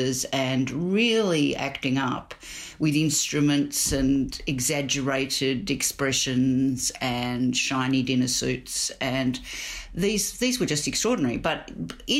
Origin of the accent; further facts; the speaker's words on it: Melbourne, Victoria, Australia; we grew up in Melbourne.